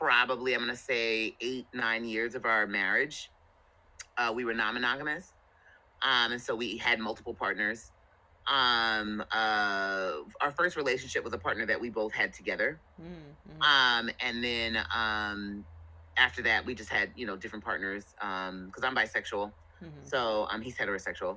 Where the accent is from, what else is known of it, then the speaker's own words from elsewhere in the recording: New Jersey, United States; moved away as an adult; also born or lived in California; I'm originally from New Jersey. I joined the military, which brought me out to California